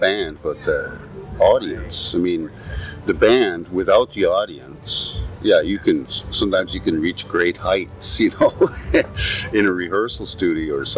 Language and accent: English; Alberta, Canada; I grew up in Alberta and my parents played music when I was little